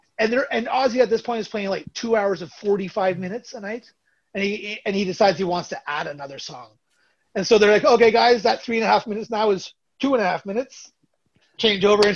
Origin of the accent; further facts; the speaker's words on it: Burlington and Toronto, Ontario, Canada; we're Canadian from Burlington and Toronto